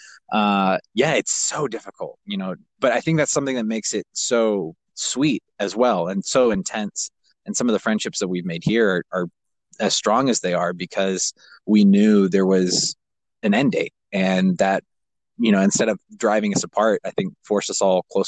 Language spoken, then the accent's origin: English; Kazakhstan; Growing up where I grew up in Kazakhstan, we were at the base of, 13,000 to 23,000 foot peaks.